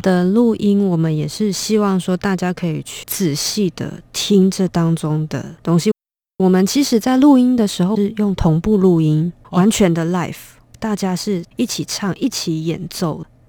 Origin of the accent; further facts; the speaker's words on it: Taiwan; 我们台湾人